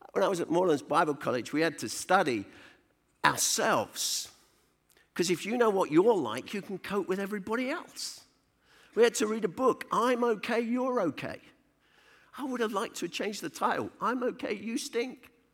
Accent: London, United Kingdom; now in Rugby, United Kingdom; I was born in the East End of London in a place called Hackney. I was born under the sound of Bo Bells.

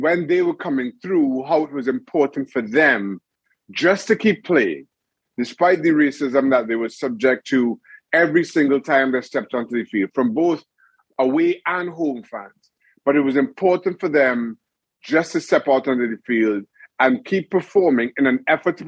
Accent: Trinidad & Tobago; moved away; also born or lived in United States / Newcastle; growing up in Trinidad and Tobago

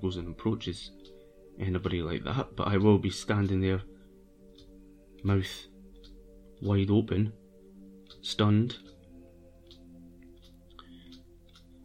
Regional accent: Brechin, Scotland, United Kingdom; also born or lived in Edinburgh / Dunkeld, Perthshire; now in London, United Kingdom; my hometown, Brechin

